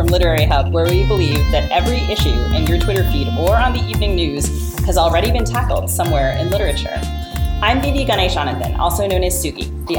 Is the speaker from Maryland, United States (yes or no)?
yes; Maryland, United States; I'm from Maryland, so that makes me happy.